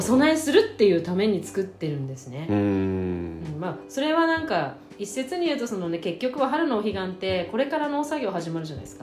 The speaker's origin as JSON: {"language": "Japanese", "region": "Tokyo", "country": "Japan", "said": "私、あの、江戸っ子なので"}